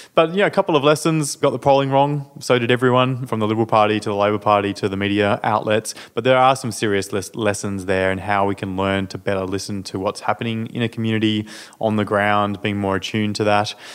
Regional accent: Tasmania, Australia; growing up in Tasmania. Um, I lived in the island state of Tasmania in a regional area

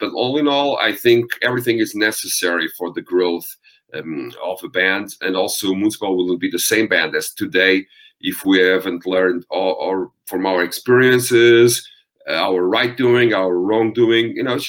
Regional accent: Portugal; accent: Eastern-like Russian, Romanian; English is a second language; I'm not a native English speaking person. So I have this, even though I'm from Portugal, I have this Eastern-like Russian, Romanian accent

